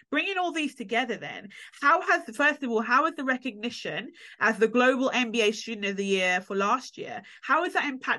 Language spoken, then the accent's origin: English; Jamaica; as a Jamaican myself, again, I'm familiar with yard